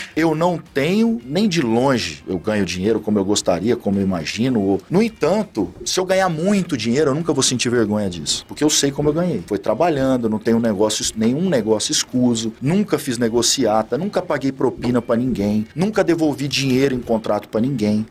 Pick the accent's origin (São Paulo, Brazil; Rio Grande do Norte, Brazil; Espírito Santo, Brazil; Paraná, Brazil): São Paulo, Brazil; Araçatuba; Eu sou natural de Araçatuba, no interior de São Paulo